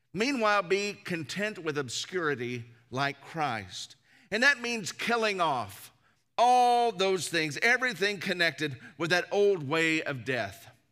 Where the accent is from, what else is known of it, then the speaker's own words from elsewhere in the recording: the South, United States; growing up in the South, church is just something that you did